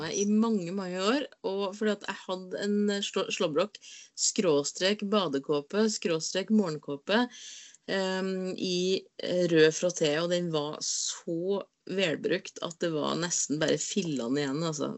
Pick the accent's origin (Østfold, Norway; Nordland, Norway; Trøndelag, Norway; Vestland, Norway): Trøndelag, Norway; Inderøy; moved away; jeg har ikke vært hjemme på Inderøya på lenge